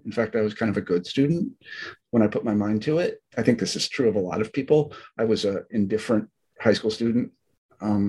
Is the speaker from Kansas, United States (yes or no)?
yes; Kansas, United States; moved away; also born or lived in Alabama / Iowa; I was born in Alabama on a military base. My dad was in the Army, and we moved to Kansas, and I grew up in Kansas